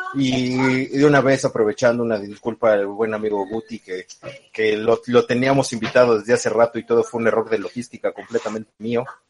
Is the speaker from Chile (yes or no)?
no; Mexico; nosotros como mexicanos